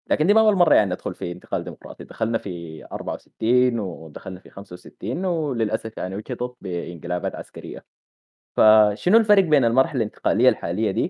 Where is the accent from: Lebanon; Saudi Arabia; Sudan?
Sudan; ونتكلم مع بعض كسودانيين